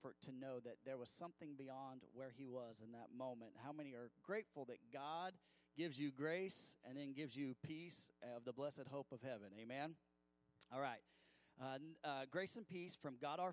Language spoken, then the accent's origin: English; Missouri, United States; I grew up in Missouri